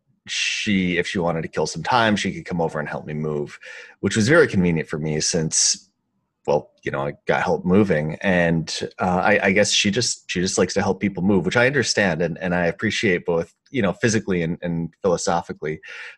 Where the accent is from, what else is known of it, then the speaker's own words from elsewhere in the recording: Midwest, United States; And I'm from the Midwest, and the idea of imposing on somebody else is just abhorrent to me.